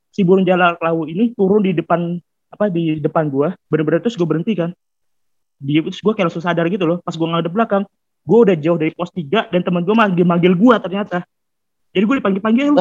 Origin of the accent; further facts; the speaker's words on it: Depok, West Java, Indonesia; now in Ngawi, Indonesia; nah gue kan sebenarnya pindahan kan gue dari Depok habis itu gue pindah ke Ngawi